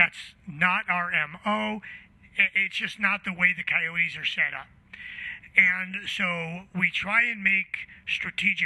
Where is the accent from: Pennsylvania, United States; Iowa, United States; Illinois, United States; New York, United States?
Illinois, United States; Chicago; growing up in Chicago back in the 70s